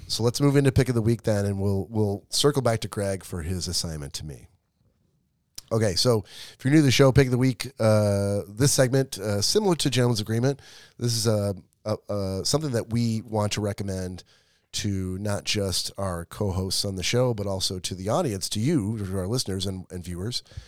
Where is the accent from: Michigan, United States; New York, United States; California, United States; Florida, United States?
Michigan, United States; Detroit; I'm from Michigan, uh, from Metro Detroit